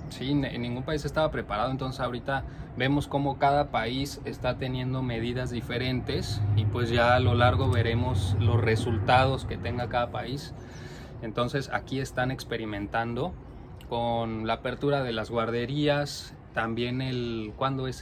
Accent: Mexico; now in Norway; Nosotros somos dos mexicanos que vivimos en Noruega

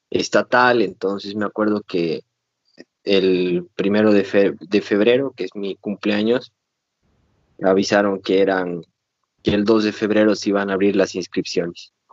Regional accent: Cochabamba, Bolivia; moved away as an adult; also born or lived in Brazil; soy de Cochabamba, Bolivia. Eh, toda mi vida, o sea, toda la parte del colegio, la escuela está allá.

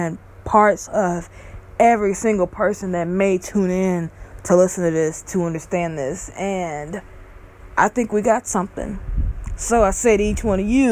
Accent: Bucks, Mississippi, United States; now in California, United States; my hometown of Bucks, Mississippi

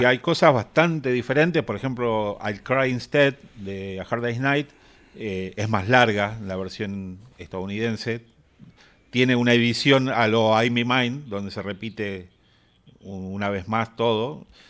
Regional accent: Argentina; que somos argentinos

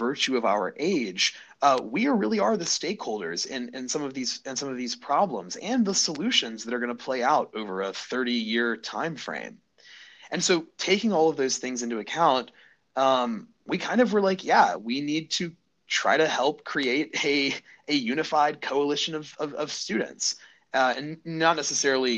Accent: Birmingham, Alabama, United States; I'm a lifelong Alabama native. I grew up in Birmingham.

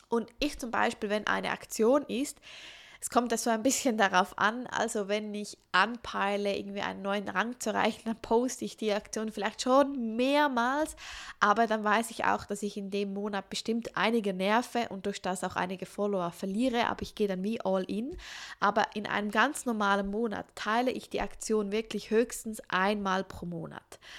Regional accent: Switzerland; Ich bin …, ich bin doTERRA-Beraterin hier in der Schweiz, ich bin auch aus der Schweiz

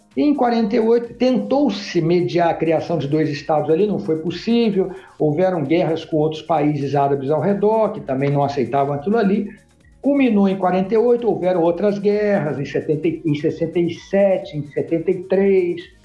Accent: Rio de Janeiro, Brazil; moved away as an adult; now in Rio Grande do Sul, Brazil; eu sou um cara que sempre fui nascido e criado no Rio de Janeiro

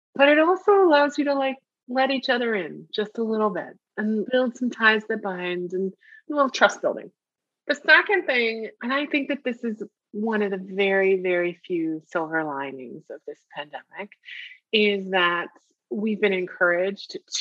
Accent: United States; I'm speaking very much as an American living in America

